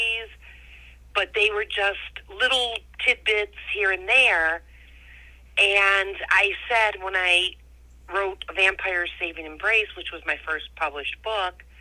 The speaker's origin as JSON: {"language": "English", "region": "Ohio", "country": "United States", "tie": "born or raised there", "said": "Born and raised in Ohio"}